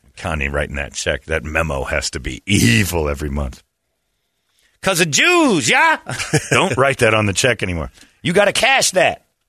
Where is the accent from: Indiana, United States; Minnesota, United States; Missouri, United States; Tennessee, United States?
Indiana, United States; I grew up in Indiana